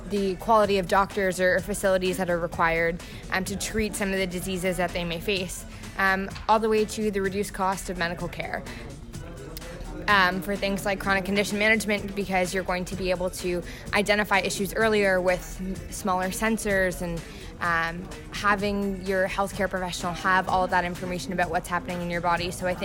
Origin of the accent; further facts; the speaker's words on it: Canada; I'm from Canada.